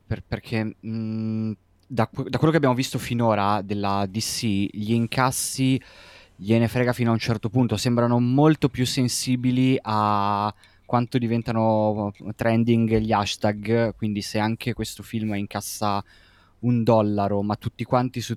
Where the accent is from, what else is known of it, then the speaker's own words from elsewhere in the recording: Milan, Lombardy, Italy; come milanese